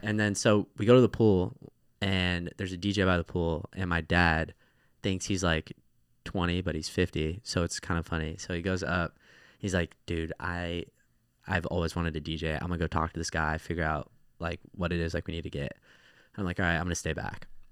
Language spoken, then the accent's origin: English; Orange County, California, United States; also born or lived in Sacramento, California; grew up where I was born in Orange County, California